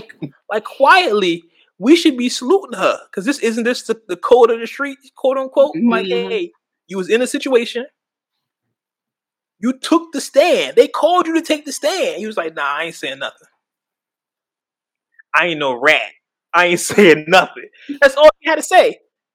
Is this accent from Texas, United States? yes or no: yes; Houston, Texas, United States; I'm from Houston, H-Town.